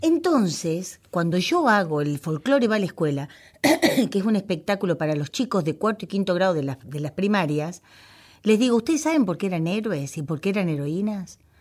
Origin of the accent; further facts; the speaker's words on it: Cañuelas, Buenos Aires Province, Argentina; Cañuelas, que es mi, mi patria chica.